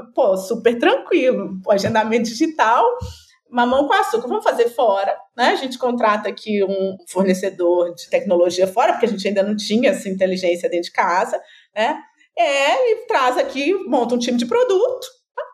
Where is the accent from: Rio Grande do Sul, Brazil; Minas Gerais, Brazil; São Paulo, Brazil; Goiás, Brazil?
Minas Gerais, Brazil; eu sou mineira